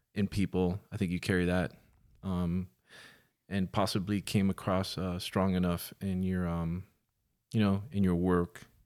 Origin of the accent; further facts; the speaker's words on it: Miami, Florida, United States; now in Los Angeles, United States; I was born in Miami, nineteen seventy-seven